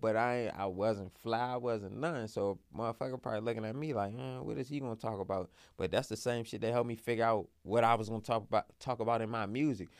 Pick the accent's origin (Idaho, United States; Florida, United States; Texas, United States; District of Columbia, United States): District of Columbia, United States; Washington; I'm from Southeast.